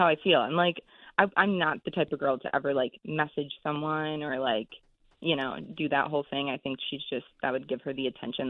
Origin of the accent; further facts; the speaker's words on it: Michigan, United States; moved away as an adult; now in Chicago, United States; I'm from Michigan.